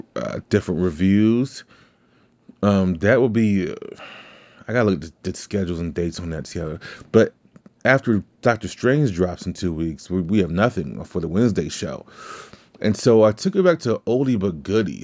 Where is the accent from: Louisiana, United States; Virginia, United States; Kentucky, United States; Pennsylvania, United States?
Louisiana, United States; I'm from Louisiana, so it's not like we speak good English anyway